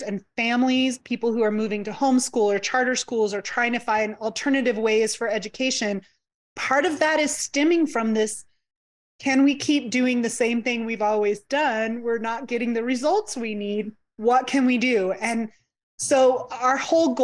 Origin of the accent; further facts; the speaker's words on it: New Mexico, United States; I'm from New Mexico, and we have New Mexico State, and then we have University of New Mexico